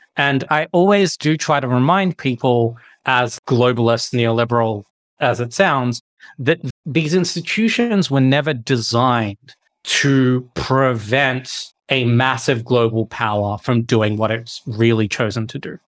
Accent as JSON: {"language": "English", "region": "Victoria", "country": "Australia", "tie": "born or raised there", "moved": "as an adult", "lives_now": "Geneva, Switzerland", "said": "I grew up in Victoria"}